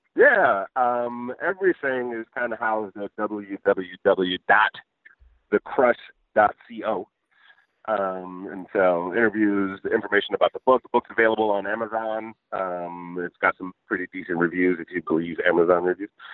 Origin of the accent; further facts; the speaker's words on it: Michigan, United States; I grew up in Michigan and then worked in engineering